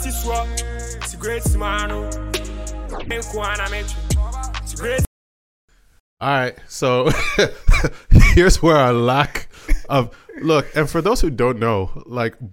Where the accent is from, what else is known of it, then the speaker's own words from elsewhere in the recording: Toronto, Ontario, Canada; I was born in Rexdale.